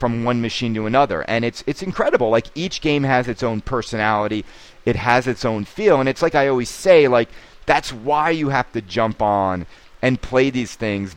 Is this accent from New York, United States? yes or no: yes; New York, United States; as a New Yorker